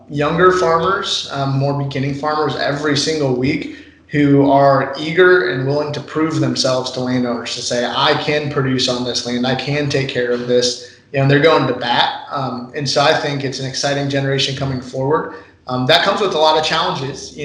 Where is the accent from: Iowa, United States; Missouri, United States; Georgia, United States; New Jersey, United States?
Iowa, United States; Northwest; I'm from Northwest Iowa, my family has a dairy farm. We've been milking cows for 5 generations